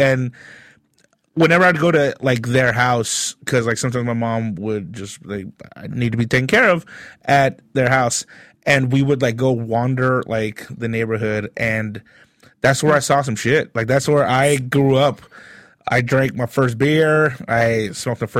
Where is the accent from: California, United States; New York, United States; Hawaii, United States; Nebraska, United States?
California, United States; Long Beach; also born or lived in East LA; I'd come back to Long Beach, and I lived in a suburb of Long Beach